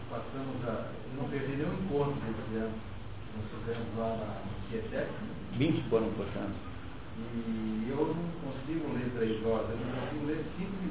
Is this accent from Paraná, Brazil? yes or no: yes; Paranavaí, Paraná, Brazil; sou de Paranavaí